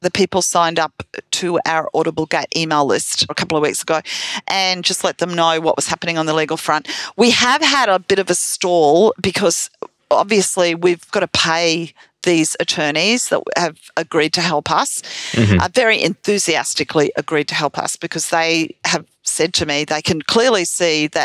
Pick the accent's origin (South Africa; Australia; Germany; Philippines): Australia; I'm an Australian